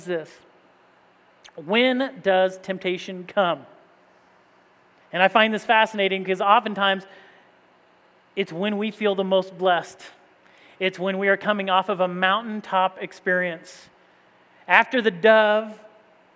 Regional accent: Indiana, United States; moved away as an adult; also born or lived in East Tennessee; growing up in Indiana

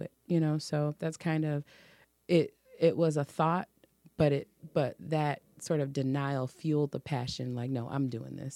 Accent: Detroit, Michigan, United States; also born or lived in Oak Park; I was born and raised in Detroit

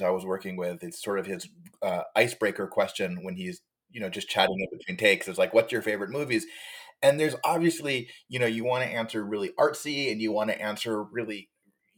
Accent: Hawaii, United States; now in Los Angeles, United States; I am originally from Hawaii

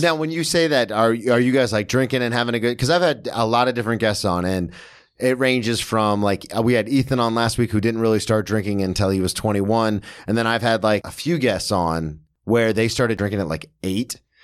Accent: Daytona Beach, Florida, United States; moved away as an adult; now in New York, United States; I'm from Daytona, which had one of the best club teams in the state of Florida

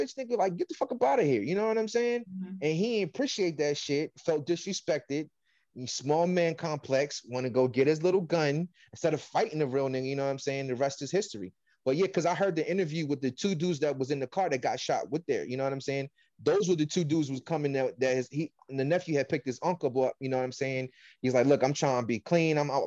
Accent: Washington, District of Columbia, United States; I'm from the East Coast, you know, I'm from DC.

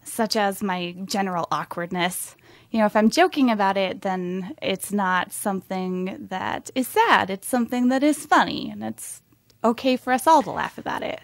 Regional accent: Montana, United States; moved away; I'm from Montana originally, and I was, I shudder when I say it, I was homeschooled

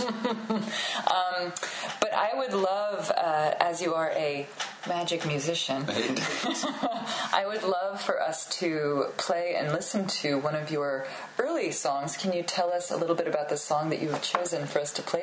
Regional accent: United States; also born or lived in England; as an American, I mean, I lived in England for a while

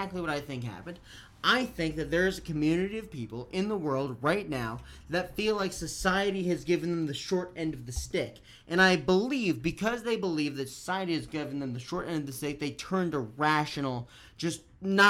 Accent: New Jersey, United States; my home state

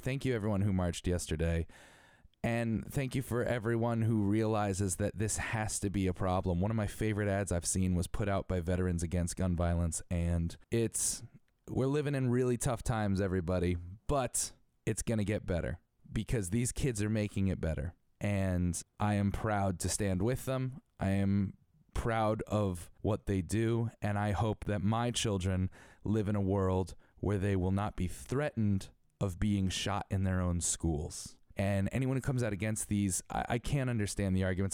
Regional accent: Connecticut, United States; I'm from Connecticut

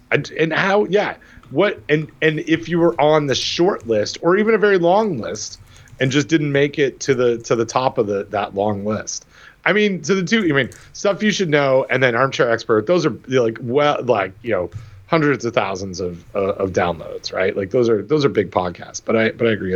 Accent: Toronto, Ontario, Canada; moved away; my hometown Toronto

